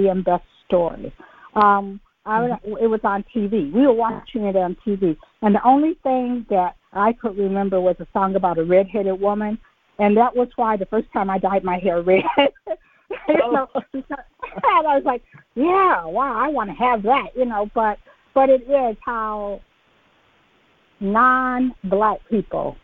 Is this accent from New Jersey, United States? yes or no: no; Detroit, Michigan, United States; My mother was born in Detroit. I was born in Detroit. I mean, I think I was grown before I went to Atlanta